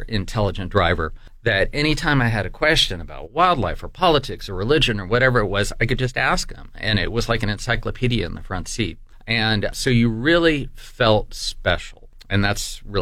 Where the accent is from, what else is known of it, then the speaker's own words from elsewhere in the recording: United States; I was from the United States